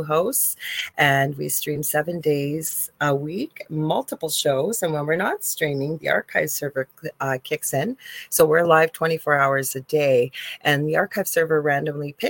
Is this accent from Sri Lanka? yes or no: no; Canada; I'm a Canadian spiritual medium